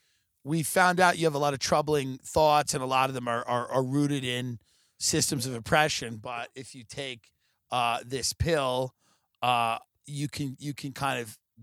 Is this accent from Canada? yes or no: no; United Kingdom; the first thing is I'm black and I'm British